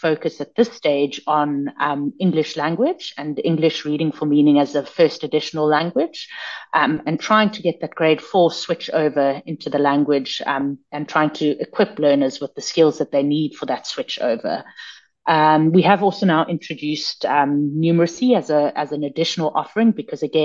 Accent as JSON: {"language": "English", "town": "Johannesburg", "region": "Gauteng", "country": "South Africa", "tie": "born or raised there", "also_born_or_lived": "Australia", "moved": "as an adult", "lives_now": "Johannesburg, South Africa", "said": "I grew up in South Africa"}